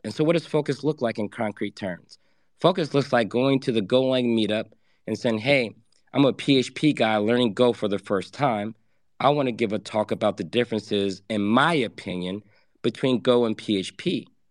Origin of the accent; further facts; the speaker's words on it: Atlanta, Georgia, United States; I grew up in Atlanta for the later half of my years.